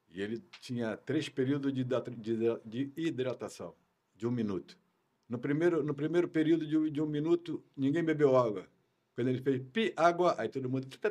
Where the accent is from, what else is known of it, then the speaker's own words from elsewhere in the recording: Brazil; moved away as an adult; also born or lived in Portugal / France; Sou brasileiro, com muito orgulho